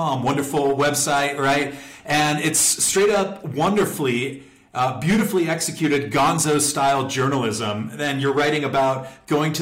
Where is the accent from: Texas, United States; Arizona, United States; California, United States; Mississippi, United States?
California, United States; San Diego; my hometown of San Diego